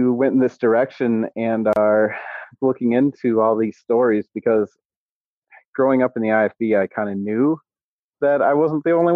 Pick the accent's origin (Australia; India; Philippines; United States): United States; Menominee; My dad went to the one that I grew up in Menominee